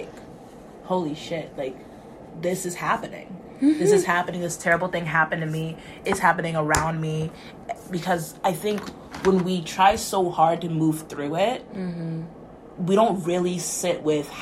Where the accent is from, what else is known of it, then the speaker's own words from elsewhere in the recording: United States; moved away as an adult; now in Canada; I'm from the States